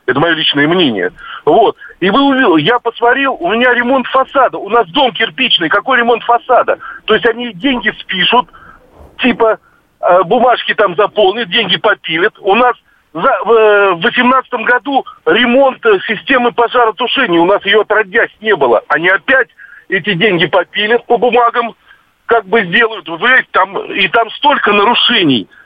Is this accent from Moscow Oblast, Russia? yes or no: yes; Moscow Oblast, Russia; в Подмосковье, я из Подмосковья, мы уже год платим за капремонт.